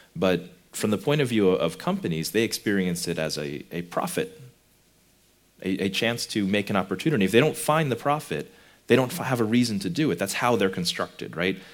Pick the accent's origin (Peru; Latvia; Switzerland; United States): United States; I come from America